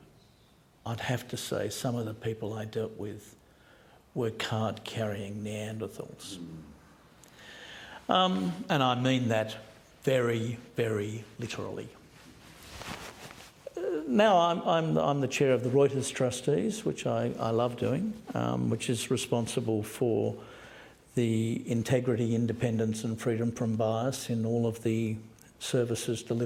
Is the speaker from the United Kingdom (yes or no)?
no; Australia; I am Australian